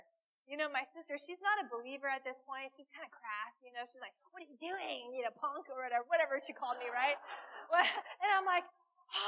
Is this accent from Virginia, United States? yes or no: yes; Virginia, United States; I grew up in Virginia